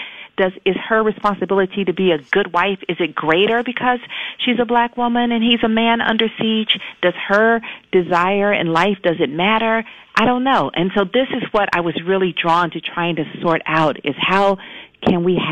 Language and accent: English; Atlanta, Georgia, United States; I'm a Southern girl. I'm from Atlanta.